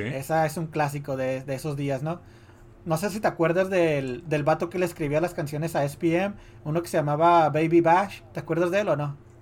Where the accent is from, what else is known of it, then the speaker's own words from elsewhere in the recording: Mexico; siendo mexicano y creciendo en esos días